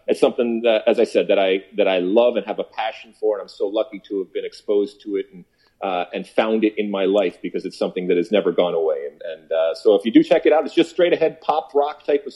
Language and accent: English; Detroit, Michigan, United States; growing up in Detroit